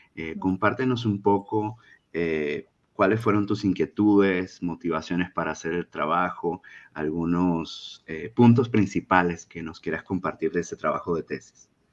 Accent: Venezuela; moved away; somos tres venezolanos

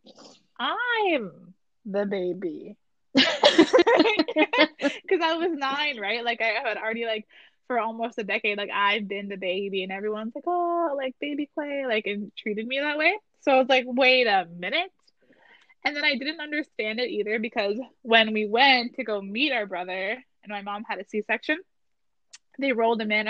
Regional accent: Garden River, Ontario, Canada; also born or lived in Sault Ste. Marie, Ontario; I moved from Sault Ste. Marie to Ottawa, or like from to Garden River.

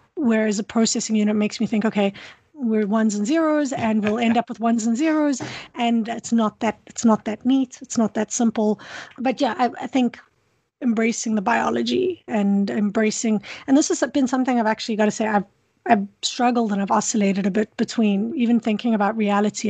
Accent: South Africa; now in Kingston, Canada; I grew up in South Africa where there's a lot of a lot of beauty

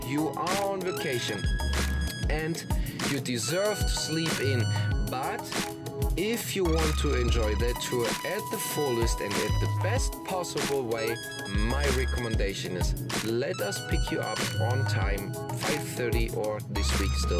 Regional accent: Germany; born or raised there; moved away

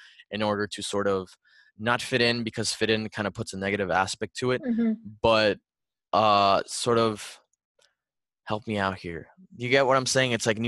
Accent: Miami, Florida, United States; accent: Miami; I guess my Miami accent can come out. But even then, I've lost some of it.

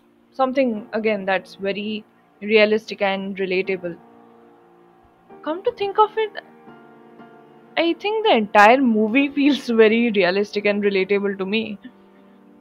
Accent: India; as an Indian

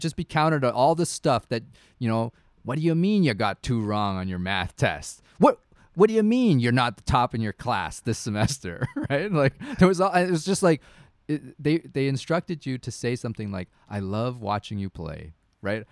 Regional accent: Canada; I'm a Canadian hockey dad.

